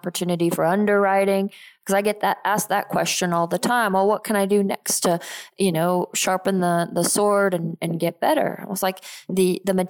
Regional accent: Geneva, Switzerland; moved away; also born or lived in Texas; I grew up in Geneva, Switzerland, and my dad lives there

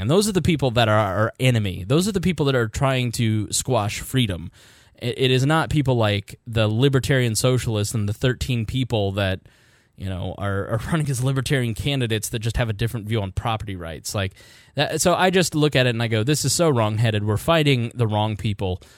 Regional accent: Indiana, United States; I'm from Indiana

